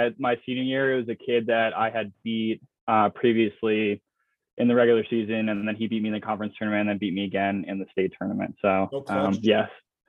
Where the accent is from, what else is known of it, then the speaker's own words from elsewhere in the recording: Charlotte, North Carolina, United States; I'm from Charlotte, North Carolina. So a lacrosse hotbed for sure.